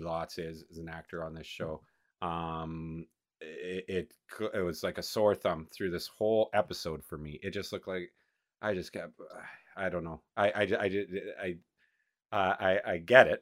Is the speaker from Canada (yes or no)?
yes; Canada; as a Canadian